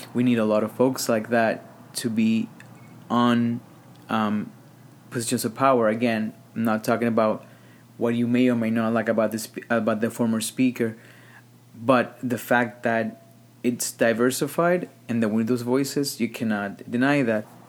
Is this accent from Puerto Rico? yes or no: yes; Caguas, Puerto Rico; now in New York, United States; Caguas, which is my hometown